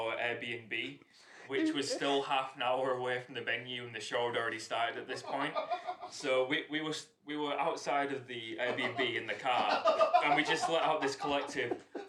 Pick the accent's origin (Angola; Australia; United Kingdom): United Kingdom; Hull, Yorkshire and the Humber; accent: Hull; What you're actually hearing now is a posher version of how we actually talk, even though this still sounds like the worst British accent you've ever heard, because we're from Hull.